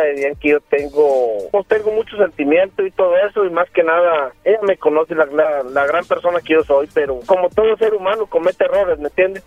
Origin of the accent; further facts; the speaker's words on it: Aguascalientes, Mexico; de donde yo vengo, de Aguascalientes